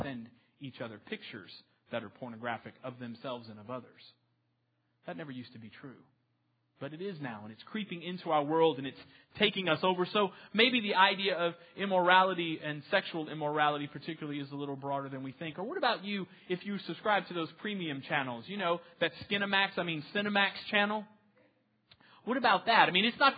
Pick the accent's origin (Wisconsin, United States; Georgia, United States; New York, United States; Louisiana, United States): Louisiana, United States; New Orleans; now in Texas, United States; I'm originally from New Orleans